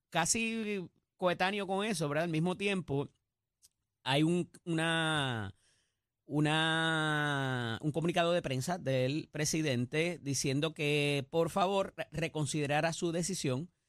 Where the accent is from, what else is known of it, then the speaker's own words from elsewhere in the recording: Puerto Rico; y que como buenos puertorriqueños, ¿verdad?